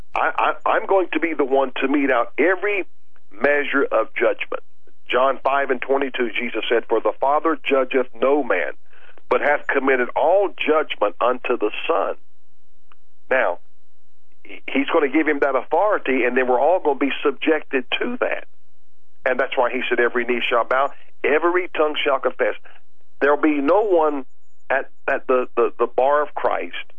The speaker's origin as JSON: {"language": "English", "country": "United States", "tie": "born or raised there", "said": "I'm glad I was born in America"}